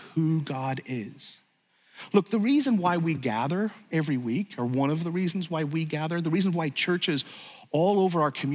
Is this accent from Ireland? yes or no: yes; Ireland; I grew up in Ireland